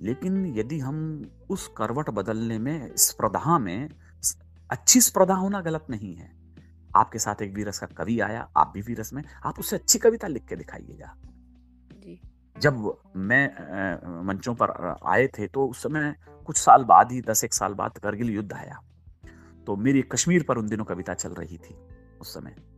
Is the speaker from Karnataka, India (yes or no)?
no; Rajasthan, India; मैं राजस्थान से हूँ